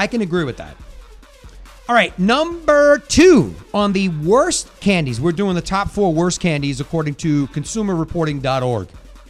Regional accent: New York area, United States; we're from the New York area.

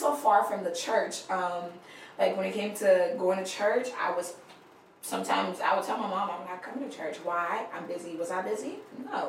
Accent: Liberia; moved away; I grew up in Liberia

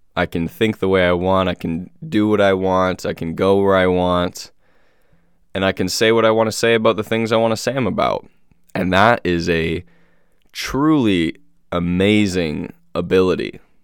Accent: United States; born and raised in America

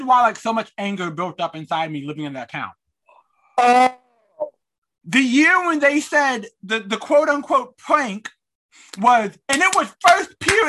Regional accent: North Carolina, United States; So I always call it my hometown. I explain to people, oh, it's in North Carolina. It's right outside of Raleigh.

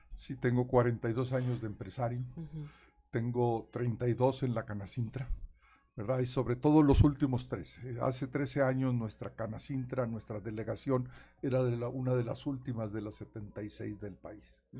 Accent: Nueva Rosita, Coahuila, Mexico; now in Saltillo, Mexico; soy del norte, soy de Nueva Rosita, pero mi pasión está aquí en Saltillo

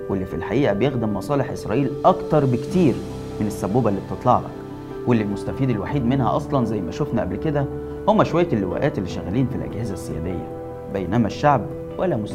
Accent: Egypt; عملته فينا احنا كمصريين

